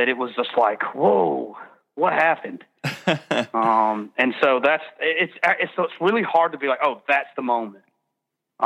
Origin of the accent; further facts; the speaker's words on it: Birmingham, Alabama, United States; we're from Birmingham, Alabama.